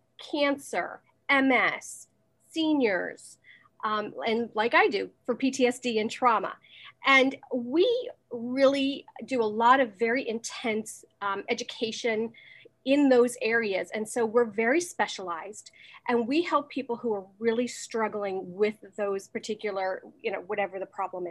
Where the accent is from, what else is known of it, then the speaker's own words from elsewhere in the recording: United States; moved away as an adult; now in Manhattan, Kansas, United States; I am originally from the New York, New Jersey area. I am currently living in Manhattan, Kansas